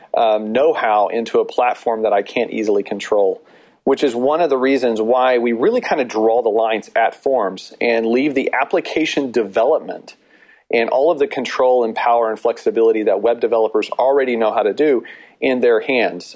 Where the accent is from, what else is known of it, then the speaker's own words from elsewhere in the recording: Texas, United States; we are also from Texas